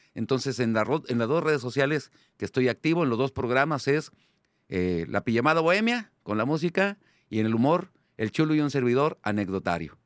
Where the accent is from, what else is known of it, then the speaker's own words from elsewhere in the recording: Monterrey, Nuevo León, Mexico; Yo soy aquel comediante regiomontano de 200 kilos con cara de niño